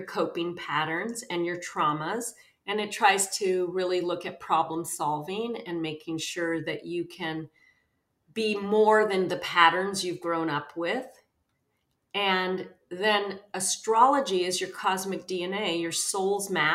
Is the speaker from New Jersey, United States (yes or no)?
no; Los Angeles, California, United States; also born or lived in New York City; I grew up in West Los Angeles. Well, I was born in New York City. I don't remember that part, but I really had an extraordinarily magical, imaginative childhood in West Los Angeles